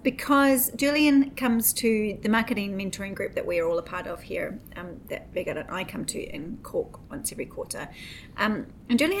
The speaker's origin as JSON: {"language": "English", "country": "New Zealand", "accent": "Kiwi", "said": "English is not really my first language either, because it's very Kiwi"}